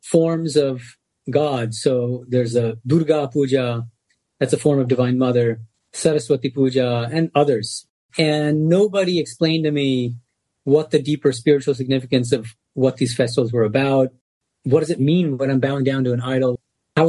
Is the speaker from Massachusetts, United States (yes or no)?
yes; Boston, Massachusetts, United States; now in Los Angeles, United States; Born and raised in Boston as a Bengali American. So I spoke Bengali at home